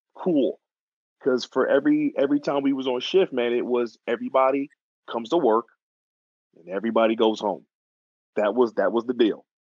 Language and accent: English; Atlanta, Georgia, United States; also born or lived in New York; I'm originally from Atlanta, Georgia, but I wasn't born there. I was actually born in New York, but I was uh, raised in Georgia